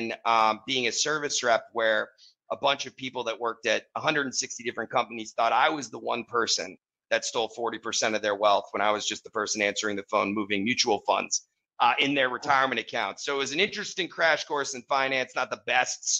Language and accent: English; Wellesley, Massachusetts, United States; I grew up in Wellesley, Massachusetts.